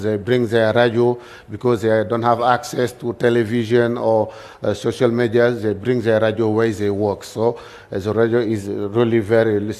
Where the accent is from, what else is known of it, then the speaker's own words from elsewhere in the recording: Kédougou, Senegal; English is a second language; I come from Senegal. As you know, in Senegal, we speak French. So my English is not so good